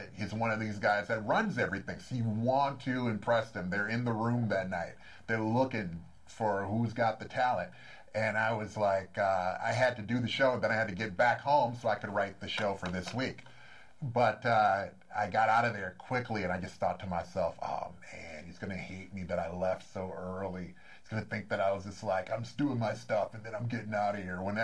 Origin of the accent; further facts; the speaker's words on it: Racine, Wisconsin, United States; now in Los Angeles, United States; Originally, Racine, Wisconsin